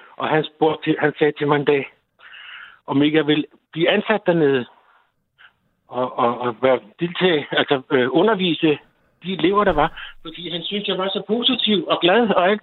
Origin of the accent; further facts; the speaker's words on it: North Zealand, Capital Region of Denmark, Denmark; moved away as an adult; now in Bornholm, Denmark; jeg kommer fra Nordsjælland